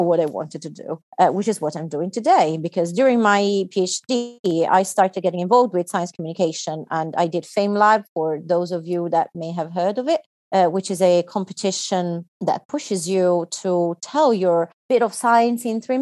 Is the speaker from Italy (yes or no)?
yes; Italy; moved away as an adult; also born or lived in United Kingdom / China / Germany; I was born in Italy and that's where I did all my studies.